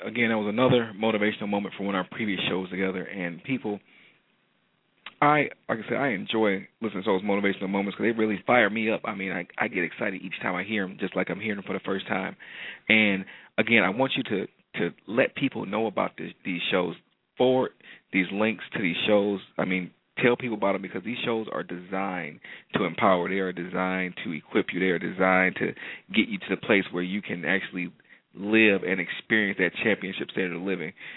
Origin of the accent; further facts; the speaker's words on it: Detroit, Michigan, United States; Detroit, Michigan, um, my hometown